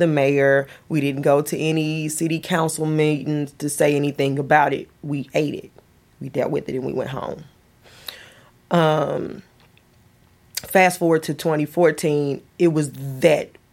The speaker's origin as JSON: {"language": "English", "town": "Ferguson", "region": "Missouri", "country": "United States", "tie": "born or raised there", "also_born_or_lived": "Deep South", "moved": "as an adult", "said": "I left Ferguson to go to the deep south for 15 years."}